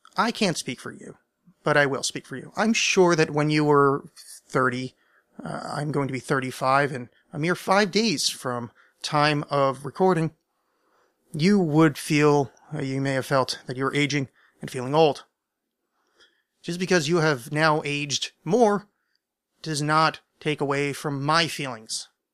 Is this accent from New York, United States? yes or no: yes; near the Burned-over District, New York, United States; I grew up sort of near the Bernova District, but it was super, I was super salvaged. That's in New York State